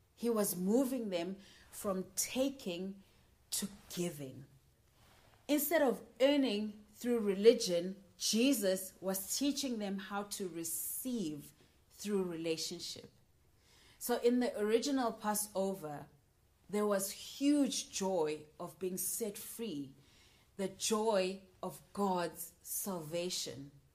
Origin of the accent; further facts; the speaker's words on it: Johannesburg, Gauteng, South Africa; moved away as an adult; now in United Kingdom; I am from Johannesburg, South Africa, and I'm currently studying in the UK.